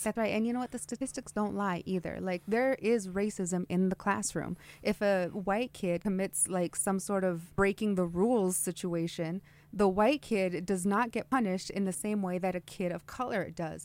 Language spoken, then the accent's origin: English; Twin Falls, Idaho, United States; now in Nampa, United States; I grew up in Twin Falls